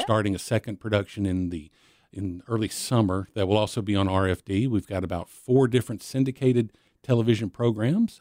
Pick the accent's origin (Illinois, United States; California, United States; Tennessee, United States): Tennessee, United States; Nashville; I was born in 1966 in Nashville over here in the old Baptist Hospital. Uh, but where I grew up was on the outskirts of town, uh, right, right on the Williamson County line